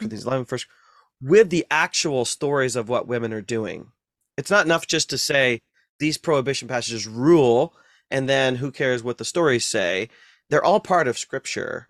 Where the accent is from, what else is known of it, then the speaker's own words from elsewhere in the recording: North Central Ohio, United States; I grew up in Ohio, North Central Ohio